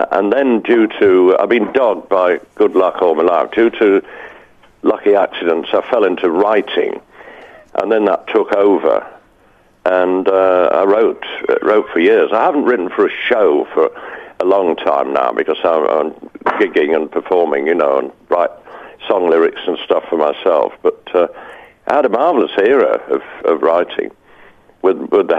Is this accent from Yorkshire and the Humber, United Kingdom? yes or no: yes; Leeds, Yorkshire and the Humber, United Kingdom; moved away as an adult; now in London, United Kingdom; I left Leeds, my hometown.